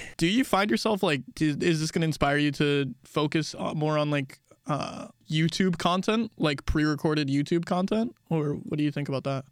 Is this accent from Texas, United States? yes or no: yes; Texas, United States; We call Texas Real America where we're from.